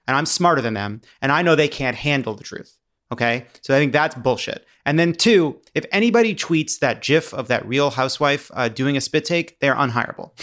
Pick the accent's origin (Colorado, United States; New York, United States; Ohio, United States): New York, United States; New York City; now in Los Angeles, United States; I vote in, in L A, but I'm a New Yorker by, um, uh, birth and mentality